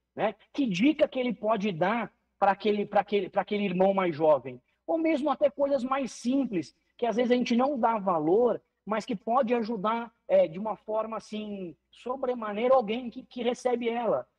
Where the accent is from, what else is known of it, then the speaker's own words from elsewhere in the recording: Paraná, Brazil; also born or lived in Curitiba; Eu sou aqui do estado do Paraná, moro em Curitiba